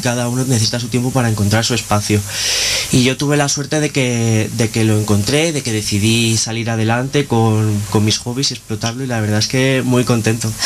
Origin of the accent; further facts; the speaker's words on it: Palma, Balearic Islands, Spain; moved away as an adult; now in Granada, Spain; de, las Islas Baleares, ah. de la Isla Grande, de Palma de Mallorca